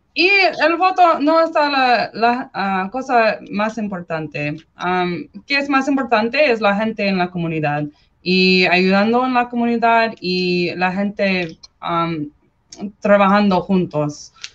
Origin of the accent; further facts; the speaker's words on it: California, United States; Spanish is a second language; crecí en California para 19 años